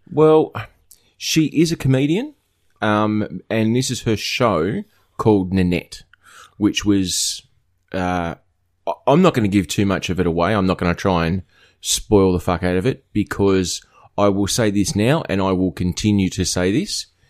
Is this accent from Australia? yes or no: yes; northwest coast of Tasmania, Australia; what I grew up with on the northwest coast of Tasmania